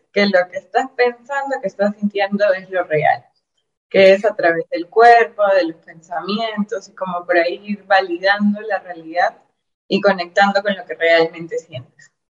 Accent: Peru; yo soy peruana, estoy en Lima, que es la capital

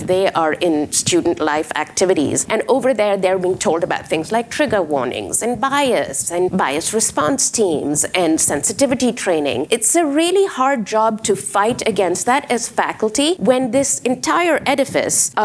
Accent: Pakistan; now in United States; I am from Pakistan

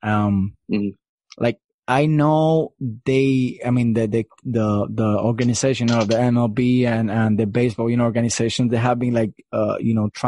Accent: Cuba; moved away; I'm from Cuba, so I know how mm. hard is getting off Cuba

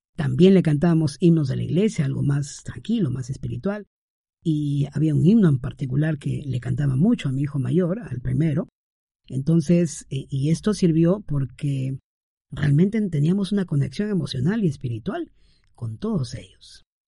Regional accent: Peru; mi esposa y yo somos eh, de aquí, peruanos

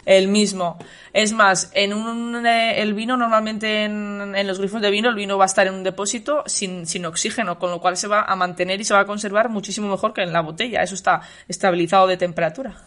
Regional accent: Valladolid, Castile and León, Spain; de mi tierra, de, de, Valladolid

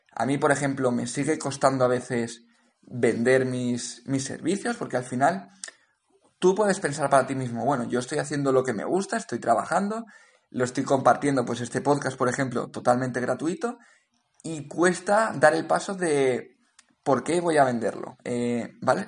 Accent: Valencia, Valencian Community, Spain; moved away as an adult; also born or lived in Cape Town; yo soy de Valencia originalmente, he vivido en Valencia durante muchos años

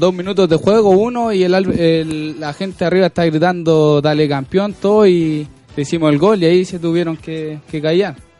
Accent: Maipú, Santiago Metropolitan Region, Chile; Yo soy de Maipú

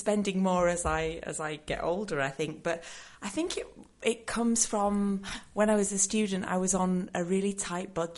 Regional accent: Yorkshire and the Humber, United Kingdom; I am from Yorkshire, and traditionally, that part of England, people say that we are tight-fisted.

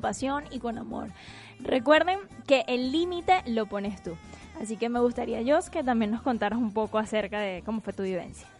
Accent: Venezuela; now in Argentina; como venezolanos llegamos a un nuevo país y empezamos desde cero

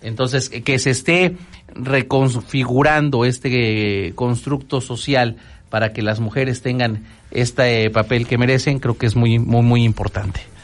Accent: Mexico; así somos los mexicanos

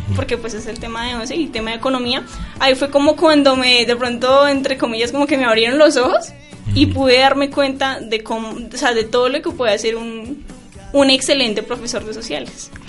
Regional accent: Bogotá, Colombia; moved away; also born or lived in Garagoa, Boyacá; yo soy de Bogotá, pero mi familia es de Garagua, Boyacá y yo, nosotros vivíamos acá, pero nos fuimos allá

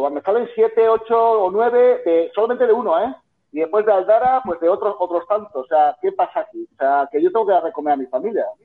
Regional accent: La Rioja, Spain; soy riojano, pero muy, un poco de, de, la frontera

